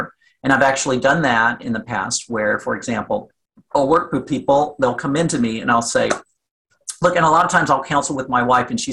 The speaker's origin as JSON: {"language": "English", "region": "Southwest Virginia", "country": "United States", "tie": "born or raised there", "moved": "yes", "said": "I was born and raised in Southwest Virginia"}